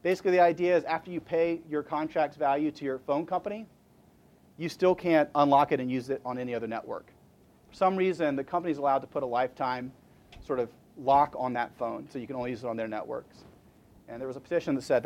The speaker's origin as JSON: {"language": "English", "town": "Huntsville", "region": "Alabama", "country": "United States", "said": "I'm from Huntsville, Alabama"}